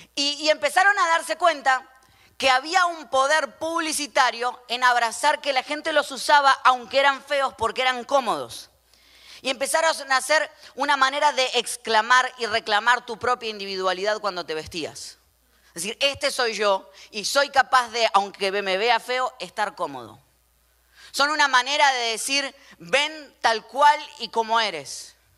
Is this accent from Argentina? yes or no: yes; Argentina; como yo, argentino